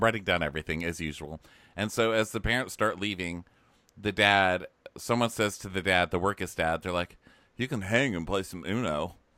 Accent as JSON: {"language": "English", "region": "Texas", "country": "United States", "tie": "born or raised there", "moved": "yes", "said": "Texas, my home state"}